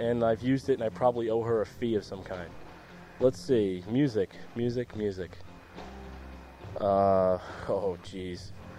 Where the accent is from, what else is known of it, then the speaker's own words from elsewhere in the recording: Long Island, New York, United States; now in New Jersey, United States; I grew up on Long Island, and I have a lot of friends out there still.